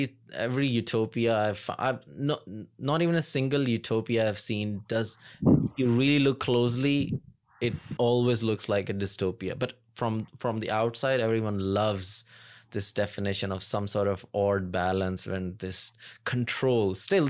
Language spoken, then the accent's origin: English; Pakistan; moved away; when I came here from Pakistan, and I was slowly, it's been 7.5 years now